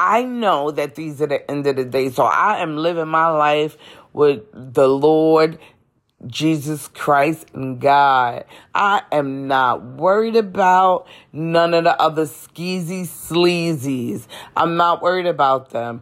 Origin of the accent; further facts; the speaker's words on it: New York City, New York, United States; moved away as an adult; now in North Carolina, United States; coming from Brooklyn, New York